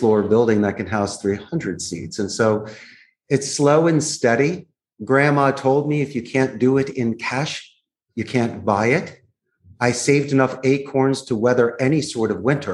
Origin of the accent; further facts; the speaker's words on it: Philadelphia, Pennsylvania, United States; moved away as an adult; now in Costa Rica; I'm not from Costa Rica. I'm from Philadelphia.